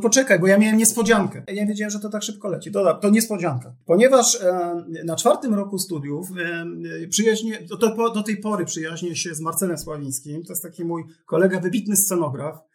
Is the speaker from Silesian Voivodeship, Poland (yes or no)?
yes; Silesian Voivodeship, Poland; jestem z Brudnego Śląska.